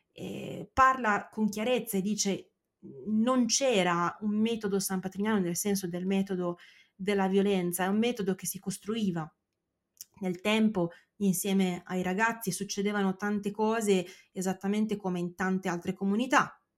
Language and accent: Italian; San Patrignano area, Emilia-Romagna, Italy; per quanto riguarda San Patrignano è bello da vedere perché è eh, chiaramente la mia terra.